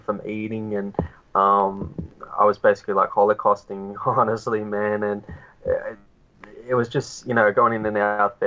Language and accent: English; Australia; I'm Australian